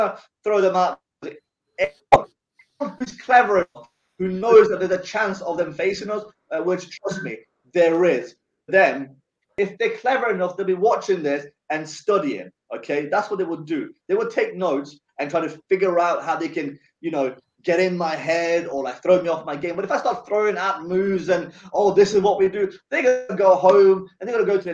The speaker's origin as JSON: {"language": "English", "country": "Sweden", "tie": "born or raised there", "moved": "yes", "lives_now": "England, United Kingdom", "said": "I was born and raised in Sweden"}